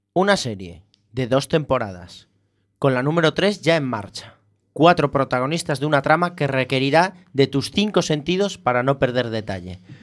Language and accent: Spanish; Spain; somos españoles